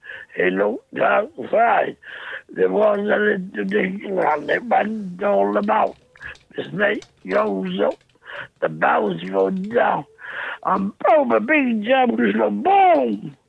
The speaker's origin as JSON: {"language": "English", "region": "London", "country": "United Kingdom", "said": "Because I'm a Londoner."}